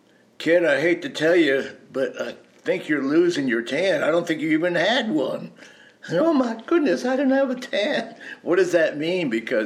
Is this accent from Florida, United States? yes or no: yes; Miami, Florida, United States; also born or lived in Massachusetts; I grew up in Miami.